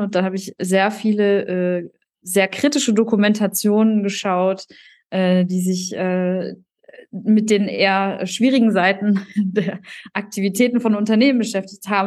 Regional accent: North Rhine-Westphalia, Germany; moved away as an adult; also born or lived in Paderborn / Düsseldorf; now in Bayreuth, Germany; ich bin eigentlich ein äh, Kind aus NRW

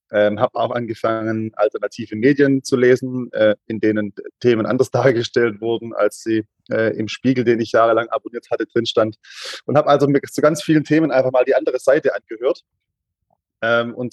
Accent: Stuttgart, Baden-Württemberg, Germany; accent: Swabian; ich komme aus Stuttgart, man merkt es vielleicht an der einen oder anderen Stelle. Das, das, das Schwabentum kann man nicht hundertprozentig verstecken in der Sprache.

